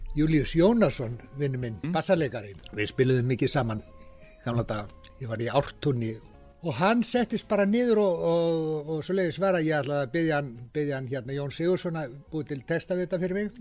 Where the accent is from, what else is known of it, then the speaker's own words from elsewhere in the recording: Iceland; ég er frá Íslandi